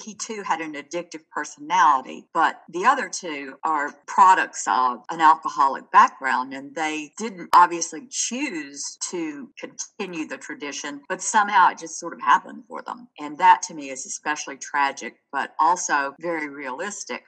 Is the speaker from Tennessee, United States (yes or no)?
yes; Chattanooga, Tennessee, United States; I grew up in Chattanooga